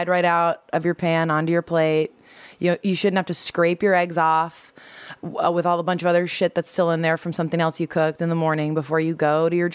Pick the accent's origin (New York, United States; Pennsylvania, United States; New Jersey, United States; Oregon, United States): New Jersey, United States; now in Los Angeles, United States; I'm from New Jersey